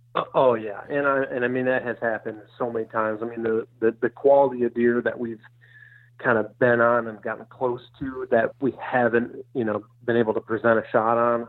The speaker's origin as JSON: {"language": "English", "region": "Michigan", "country": "United States", "tie": "born or raised there", "moved": "as an adult", "lives_now": "Iowa, United States", "said": "I grew up in Michigan"}